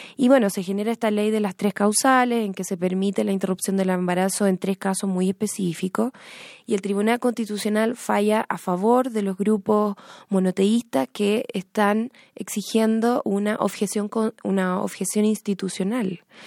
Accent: Chile; moved away; todos los chilenos que estamos en el exterior

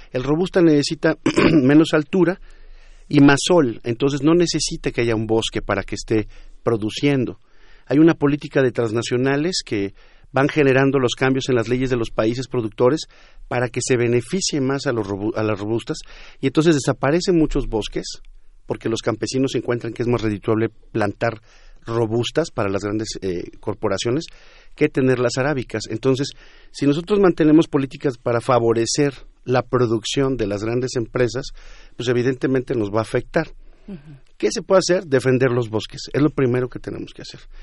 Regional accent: Mexico; nosotros en México

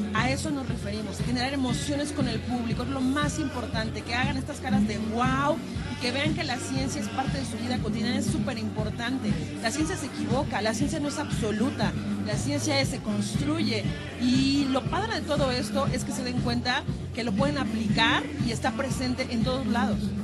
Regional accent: Tlaxcala, Mexico; now in Mexico City, Mexico; yo soy originaria de Tlaxcala

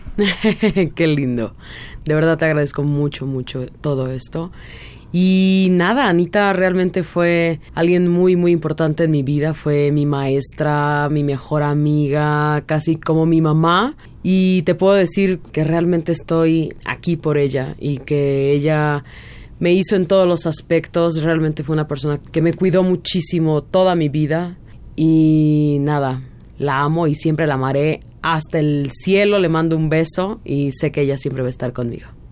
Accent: Mexico; moved away; somos dos mexicanos

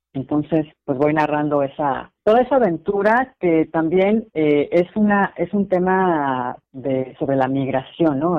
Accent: Mexico; moved away as an adult; also born or lived in United States / Qatar; la cultura mexicana, ¿no? que es la, la mía

